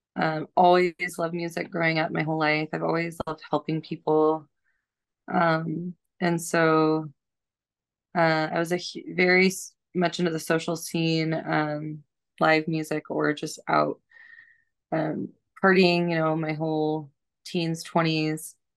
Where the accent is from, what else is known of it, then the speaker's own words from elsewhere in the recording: Missoula, Montana, United States; moved away; also born or lived in Seattle, Washington; I grew up in Missoula, Montana, and just a really quiet, very low key place